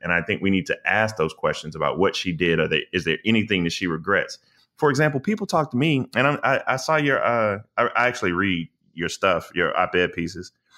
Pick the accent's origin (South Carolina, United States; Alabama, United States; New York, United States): South Carolina, United States; I'm from the South. I'm from South Carolina